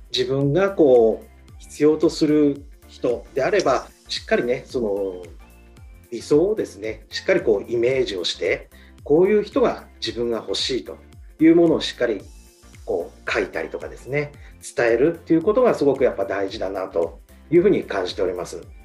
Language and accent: Japanese; Shizuoka, Japan; 私の地元のですね、あの静岡